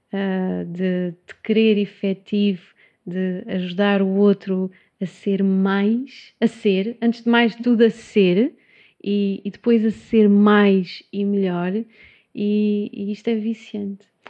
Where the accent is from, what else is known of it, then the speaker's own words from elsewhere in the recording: Setúbal, Portugal; also born or lived in Évora; como sou de Setúbal, voltei